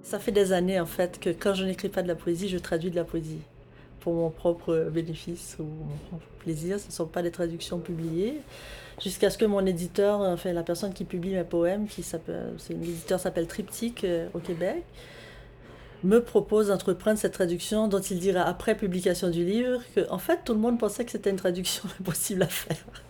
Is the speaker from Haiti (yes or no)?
yes; Haiti; moved away as an adult; now in Montreal, Canada; j'ai grandi en Haïti.